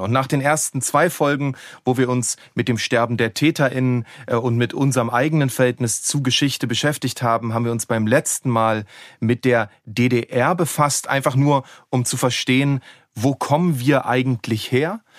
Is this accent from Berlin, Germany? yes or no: yes; Berlin, Germany; Ich komme ja aus Ost-Berlin